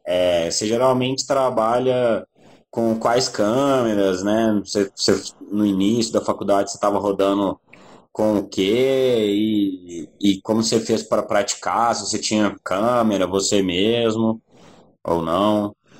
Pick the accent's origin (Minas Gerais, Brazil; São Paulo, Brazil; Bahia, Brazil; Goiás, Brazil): Minas Gerais, Brazil; Belo Horizonte; eu sou de Belo Horizonte